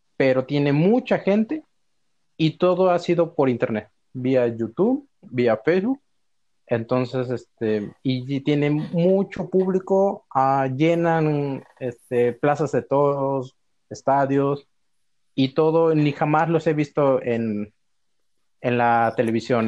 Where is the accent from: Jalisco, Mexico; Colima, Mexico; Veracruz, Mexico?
Veracruz, Mexico; moved away; yo soy de Veracruz